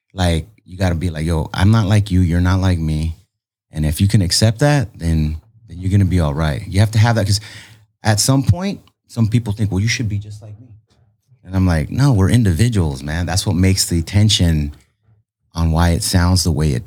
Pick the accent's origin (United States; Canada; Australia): United States; San Diego, California; we're a band from San Diego